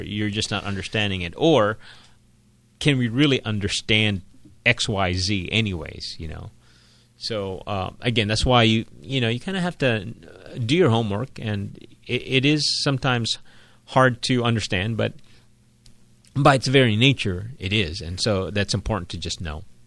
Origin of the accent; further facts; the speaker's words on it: Philippines; I was born and raised in the Philippines. I'm a Filipino.